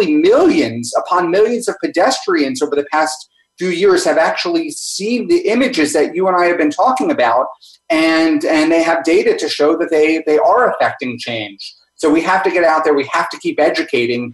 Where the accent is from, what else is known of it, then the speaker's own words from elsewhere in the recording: Miami Beach, Florida, United States; I grew up in Miami Beach